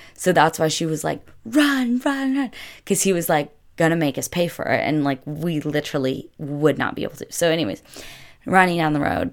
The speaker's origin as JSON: {"language": "English", "country": "United States", "also_born_or_lived": "Italy", "said": "I'm the American"}